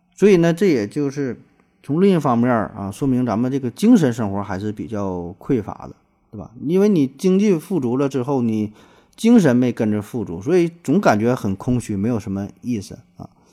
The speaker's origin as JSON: {"language": "Chinese", "region": "Northeast China", "country": "China", "said": "咱东北，或者说跟东北以外的地方儿， 相比较的话，年味儿还算是比较重"}